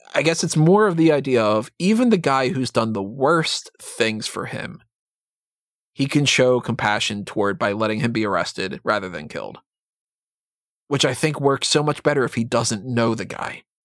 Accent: United States; being American

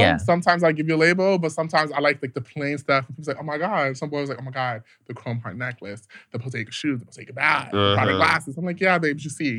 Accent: New York City, New York, United States; also born or lived in Bronx; I'm from the Bronx, so I'm from Queens, but you know, I reside in the Bronx.

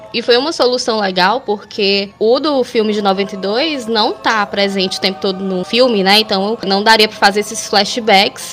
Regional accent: Fortaleza, Ceará, Brazil; Eu sou aqui de Fortaleza, no Ceará.

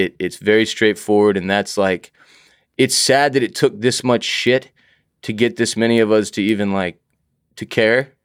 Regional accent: Houston, Texas, United States; growing up in Houston, Texas

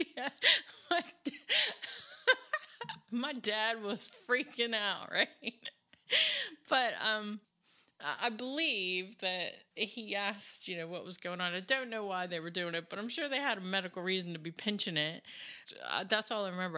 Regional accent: United States; moved away; I'm American

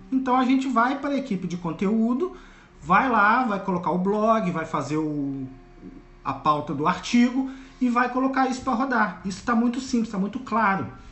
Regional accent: Volta Redonda, Rio de Janeiro, Brazil; Eu sou de Volta Redonda, no interior do Rio de Janeiro

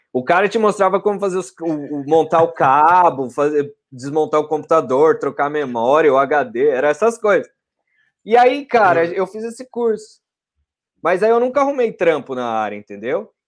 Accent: Franco da Rocha, São Paulo, Brazil; moved away as an adult; now in Perth, Australia; eu sou de Franco da Rocha, São Paulo. Pô. Fica a mais ou menos 30 quilômetros ali de São Paulo. É na zona metropolitana mais próximo de Jundiaí, então já vai mais indo para o interior

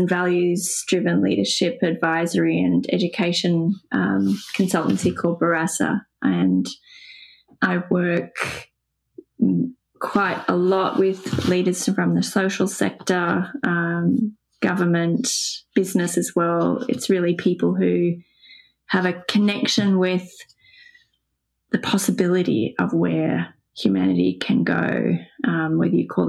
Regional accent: Sydney, New South Wales, Australia; I grew up in Pennon Hills

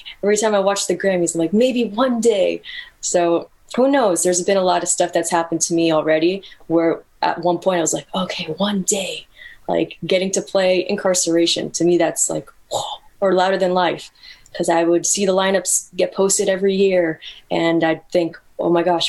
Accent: Los Angeles, California, United States; also born or lived in Mexico; my hometown is technically

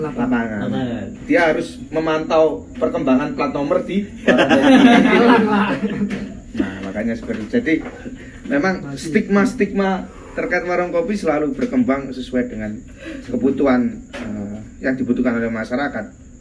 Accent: Benjeng, Gresik, East Java, Indonesia; Di daerah saya, di Benjeng

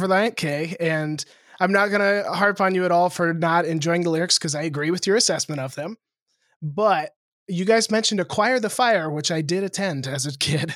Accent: Lewistown, Montana, United States; moved away; in my hometown, in Lewistown, Montana, which is seven thousand people.

